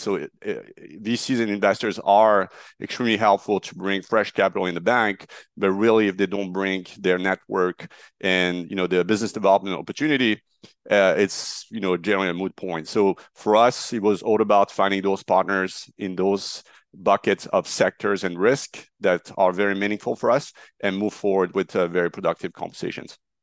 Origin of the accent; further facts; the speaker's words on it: Marseille, Provence-Alpes-Côte d'Azur, France; moved away as an adult; also born or lived in Paris, France / New York, United States; now in United States; I'm a French national. I grew up in Marseille